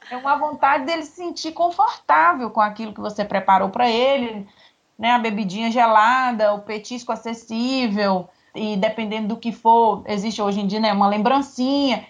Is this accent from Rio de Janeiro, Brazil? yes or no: no; Nanuque, Minas Gerais, Brazil; now in Espírito Santo, Brazil; eu sou de Nanu, que é Minas divisa com a Bahia